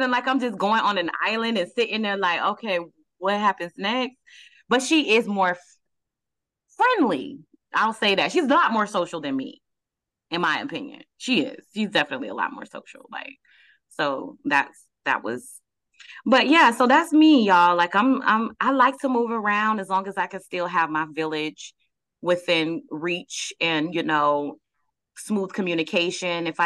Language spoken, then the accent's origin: English; Fort Lauderdale, Florida, United States; also born or lived in Georgia; We uh, I was born in Fort Lauderdale, left at like five years old, came back at like almost 10 years old. Um, we were in a couple of a couple of towns in Georgia, Stone Mountain